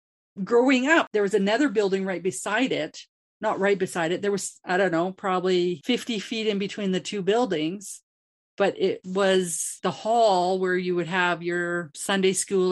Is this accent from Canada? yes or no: yes; Grand Prairie, Alberta, Canada; growing up in Grand Prairie. I did grow up in the Anglican church